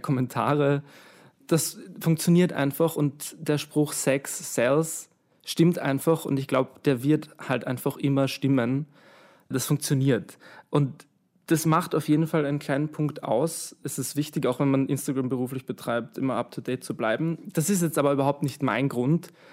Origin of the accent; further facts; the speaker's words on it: Vienna, Austria; ich bin aus Wien